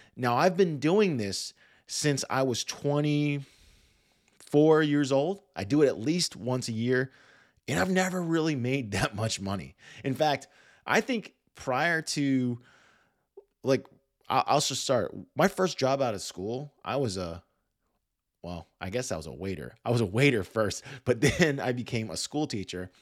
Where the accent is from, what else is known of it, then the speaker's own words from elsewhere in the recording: Washington, District of Columbia, United States; I grew up in the Washington, D C area